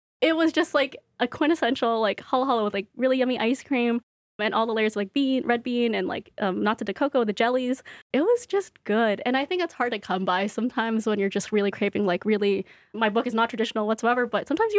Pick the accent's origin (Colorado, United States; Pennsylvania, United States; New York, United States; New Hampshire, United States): New York, United States; Brooklyn; So I am from Brooklyn. I'm excited to do a Brooklyn event.